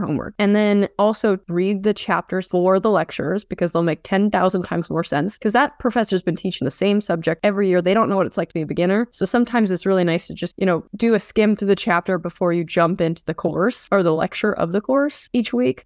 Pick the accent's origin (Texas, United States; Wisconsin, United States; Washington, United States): Washington, United States; Vancouver; I've been in Vancouver, Washington my whole